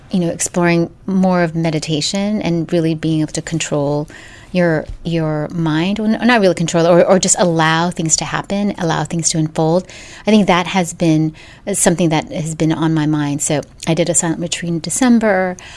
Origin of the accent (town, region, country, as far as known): Philippines; moved away